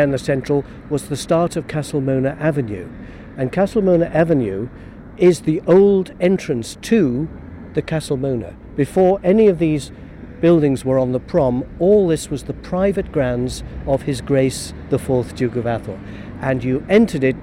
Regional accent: Douglas, Isle of Man; the houses along where I was born in the Grasmere

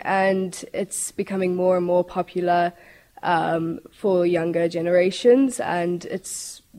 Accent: South Africa; now in Isle of Man; So I'm from South Africa

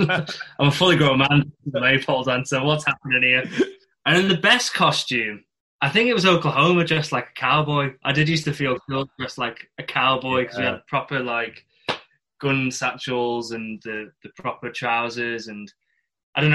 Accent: Isle of Man; accent: northern; moved away; I'd say I'm from the Isle of Man for 3 years

